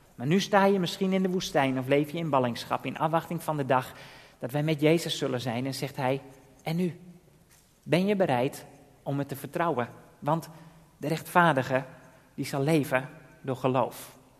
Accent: Drachten, Friesland, Netherlands; moved away as an adult; also born or lived in Texel / The Hague / Kampen; ik kom uit Drachten. Ben daar geboren en getogen

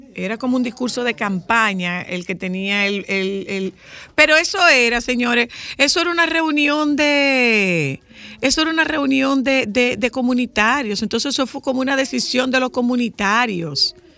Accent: Dominican Republic; como dominicanos

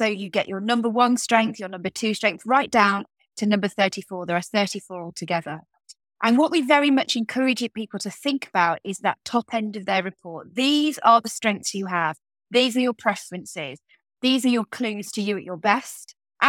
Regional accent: Birmingham, West Midlands, United Kingdom; I live and work from Birmingham. You can maybe hear that in my voice and in my accent. It's my hometown.

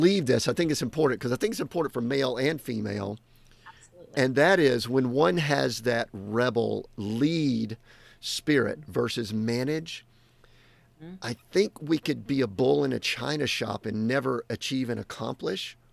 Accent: the South, United States; I grew up in the South too

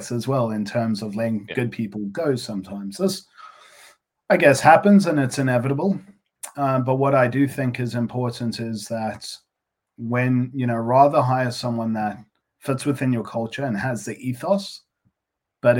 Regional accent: South Africa; moved away; being a South African originally

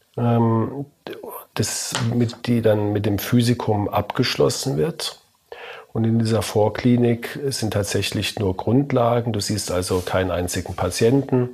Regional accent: Heidelberg, Baden-Württemberg, Germany; meinen Studienplatz in meiner Heimatstadt bekommen, in Heidelberg

